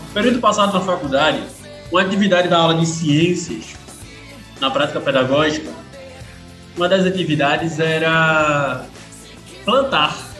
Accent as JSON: {"language": "Portuguese", "region": "Pernambuco", "country": "Brazil", "said": "como bom pernambucano"}